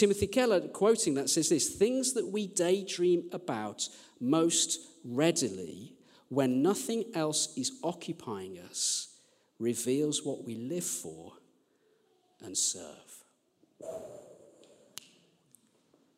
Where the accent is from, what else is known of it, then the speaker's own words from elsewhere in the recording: Birmingham, West Midlands, United Kingdom; now in Sheffield, United Kingdom; I'm from Birmingham.